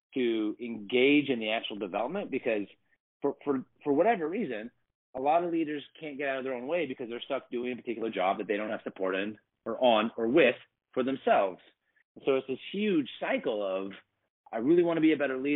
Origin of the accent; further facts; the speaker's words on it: Portland, Oregon, United States; moved away as an adult; I was born and raised in Portland, Oregon. I didn't move for 17 years.